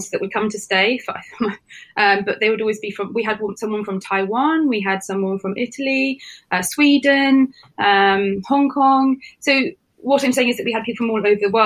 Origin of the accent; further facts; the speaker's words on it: Sidmouth, South West England, United Kingdom; I grew up in Sidmouth in Devon.